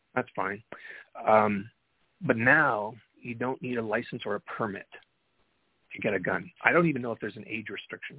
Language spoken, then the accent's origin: English; Canada; I'm Canadian, so I have a perspective here north of the 49th parallel